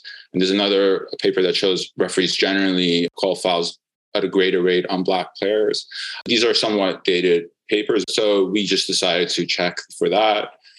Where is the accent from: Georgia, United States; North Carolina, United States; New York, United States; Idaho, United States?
New York, United States; I'm a Knicks fan, and I'm a New Yorker as well.